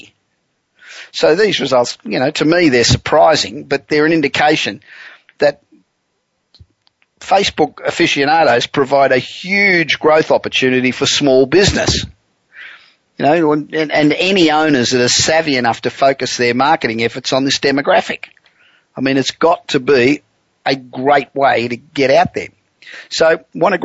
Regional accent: Los Angeles, California, United States; coming at you this week from my hometown of Los Angeles

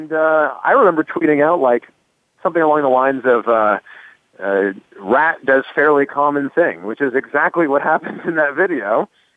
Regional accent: Toronto, Ontario, Canada; moved away; I'm originally from Toronto

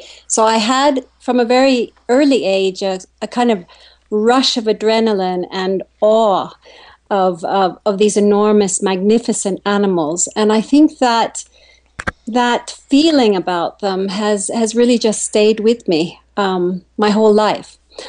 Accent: Kenya; When I grew up in Kenya, there were 10 million people in the country, and there are 45 plus million now.

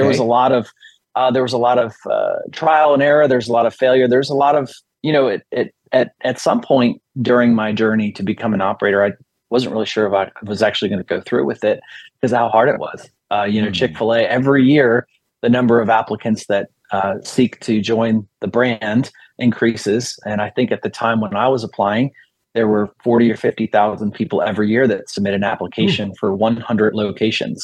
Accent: Bowie, Maryland, United States; my hometown of Bowie, Maryland.

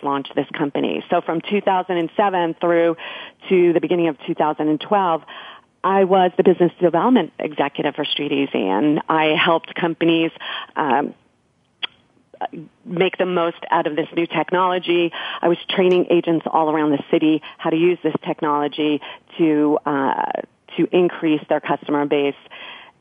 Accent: New York, United States; moved away as an adult; also born or lived in Silicon Valley / Denver; I'm a New Yorker. I moved out west

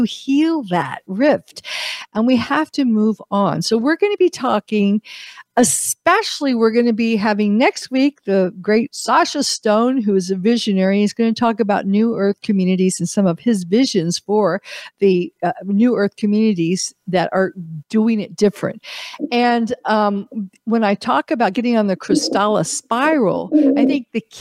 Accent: United States; also born or lived in Europe; I'm an American.

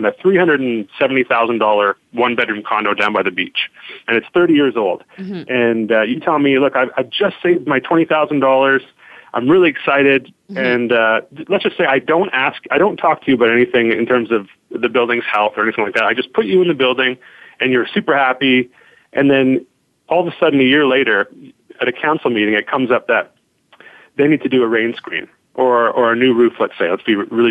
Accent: Vancouver, British Columbia, Canada; I grew up in Kitsilano. I grew up on 5th and Maple

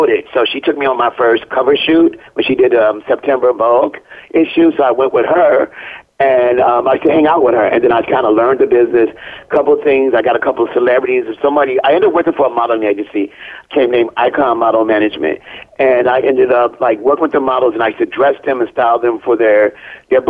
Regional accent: Chicago, Illinois, United States; also born or lived in Harvey, Illinois; I came from Chicago, moved to Harvey.

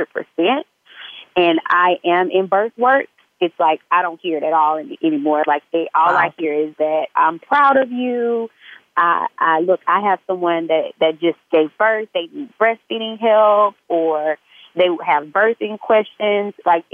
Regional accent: Mobile, Alabama, United States; moved away; because I'm from Mobile, Alabama.

